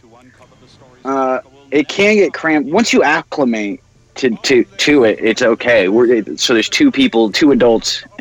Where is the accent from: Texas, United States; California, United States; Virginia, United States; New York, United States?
California, United States; Huntington Park; also born or lived in Bellflower, California; I lived in Huntington Park for a long time